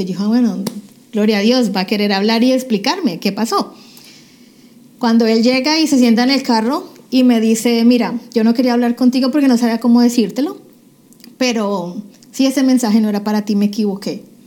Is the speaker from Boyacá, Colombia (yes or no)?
no; Cali, Valle del Cauca, Colombia; moved away as an adult; now in United States; prácticamente toda mi niñez yo me cría en Cali, Colombia.